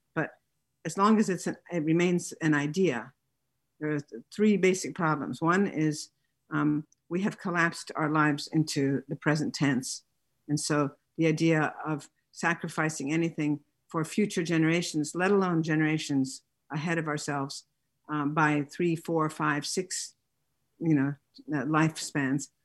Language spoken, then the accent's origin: English; Italy; I grew up in Italy